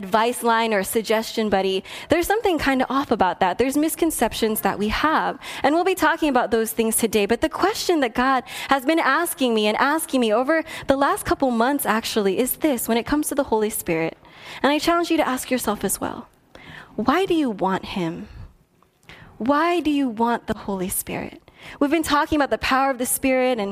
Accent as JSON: {"language": "English", "country": "Philippines", "said": "because I'm Filipino, we send food home with people when they come over"}